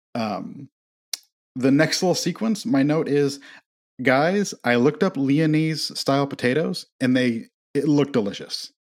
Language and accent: English; Midwest, United States; I'm from the Midwest